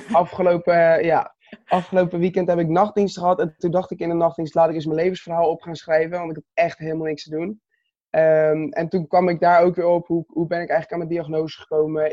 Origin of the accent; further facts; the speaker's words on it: Katwijk, South Holland, Netherlands; Ik ben 22 jaar oud, geboren in Katwijk aan Zee